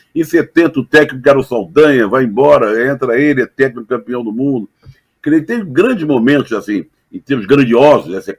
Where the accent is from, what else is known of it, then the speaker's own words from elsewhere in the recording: Rio de Janeiro, Brazil; also born or lived in Méier, Rio de Janeiro; Eu nasci no Meia, mas sou tijucano